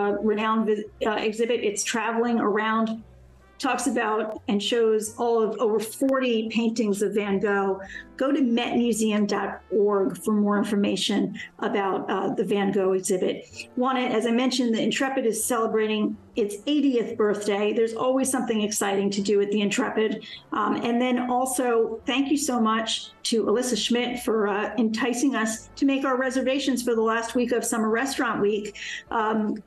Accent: New York City, New York, United States; That was where my childhood, much of it was spent, having a grandmother living shortly right near Coney Island

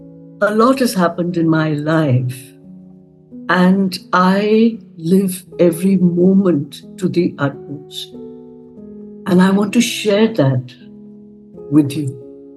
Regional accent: Srinagar, Jammu and Kashmir, India; born there; So, conceived in Kunur, in the Nilgiris, and born in Srinagar.

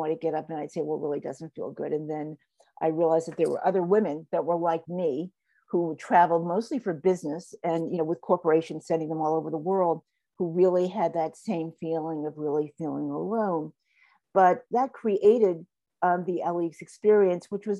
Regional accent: New York City, New York, United States; I grew up in New York. I grew up at a wonderful street in Harlem

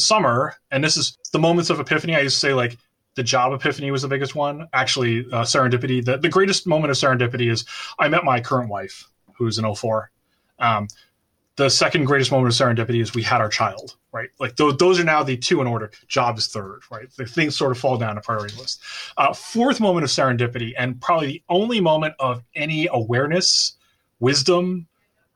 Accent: Bronxville, New York, United States; Growing up in Bronxville in the Cub Scouts Memorial Day Parade

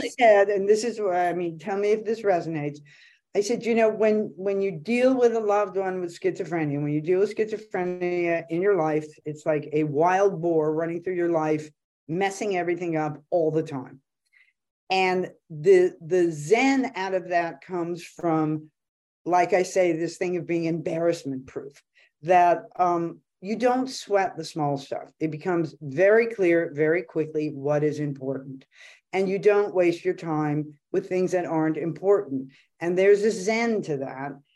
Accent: Los Angeles, California, United States; here in L A, which, you know, my hometown

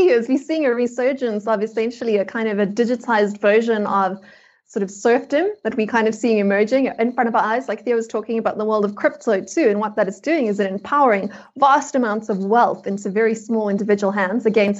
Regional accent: South Africa; which as a South African, I know very well.

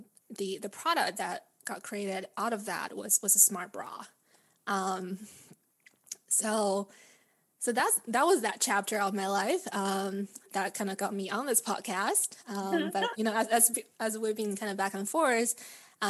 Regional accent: Vancouver, British Columbia, Canada; also born or lived in Beijing, China; now in San Francisco, United States; I was born and raised in Beijing and grew up in Vancouver, beautiful Vancouver, Canada, and currently living in San Francisco

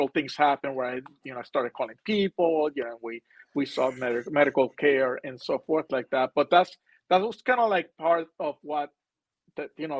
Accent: Puerto Rico; moved away; I'm from Puerto Rico originally

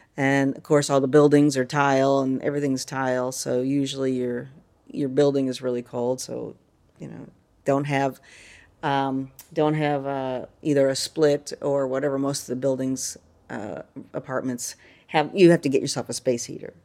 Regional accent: North Carolina, United States; moved away as an adult; now in Figueira da Foz, Portugal; we're from North Carolina

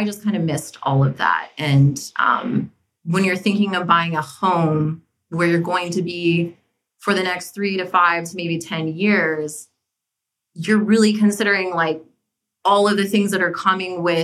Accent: New Mexico, United States; moved away as an adult; also born or lived in New York City; now in Washington, D.C., United States; I'm actually from New Mexico originally and was raised there

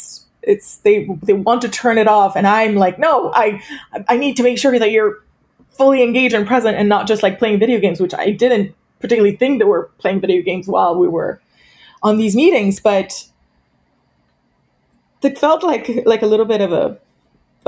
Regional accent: France; moved away; also born or lived in United States; I am French originally

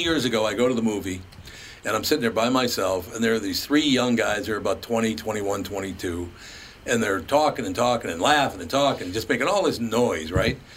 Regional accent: Minneapolis, Minnesota, United States; Growing up on West Broadway in North Minneapolis

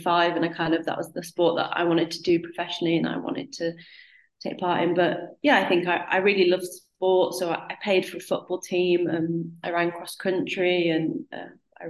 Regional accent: North East England, United Kingdom; I lived in the northeast, and I joined a club called Cleveland Wheelers

